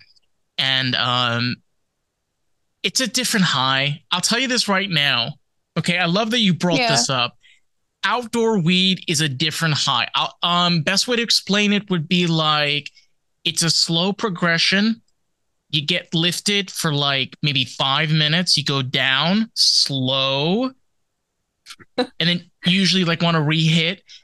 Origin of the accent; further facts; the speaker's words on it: Rockland County, New York, United States; I grew up in Rockland County